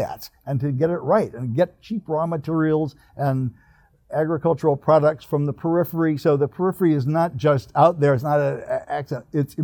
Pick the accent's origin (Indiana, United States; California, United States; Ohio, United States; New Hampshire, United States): California, United States; Northern; now in Riverside, United States; I grew up in California, so I'm a Californian. But I grew up in Northern California